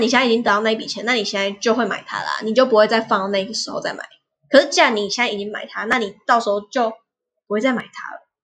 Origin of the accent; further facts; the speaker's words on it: Taiwan; 我们台湾的